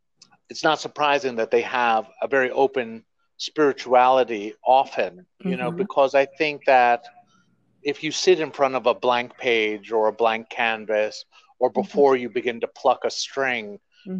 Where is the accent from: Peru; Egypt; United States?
United States; Queens, New York; born there; also born or lived in Texas; You know, I was born here in Queens, New York. Wow. Yeah, but I lived all over.